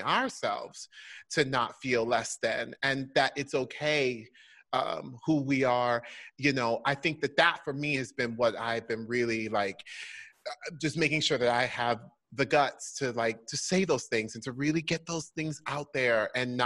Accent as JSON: {"language": "English", "town": "Orlando", "region": "Florida", "country": "United States", "tie": "born or raised there", "moved": "yes", "said": "I grew up in Orlando, Florida"}